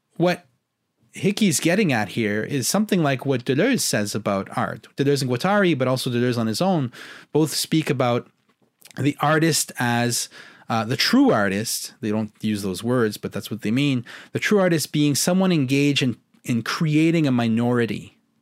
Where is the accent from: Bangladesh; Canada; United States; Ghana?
Canada; I'm a Canadian